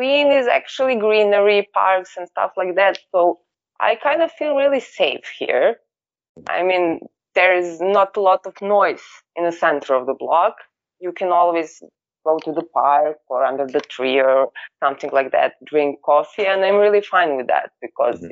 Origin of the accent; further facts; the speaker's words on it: Belgrade, Serbia; I was born in 1992 in Belgrade, living in New Belgrade for all of my life.